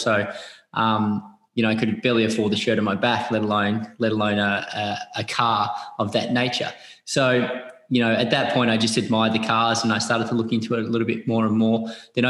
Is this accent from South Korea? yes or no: no; Mansfield, Victoria, Australia; moved away; also born or lived in Monaco; Someone local from where I grew up in Mansfield